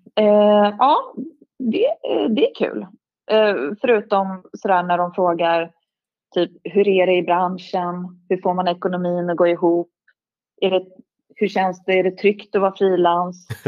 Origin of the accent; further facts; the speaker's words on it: Stockholm, Stockholm County, Sweden; jag är ju från, från Stockholm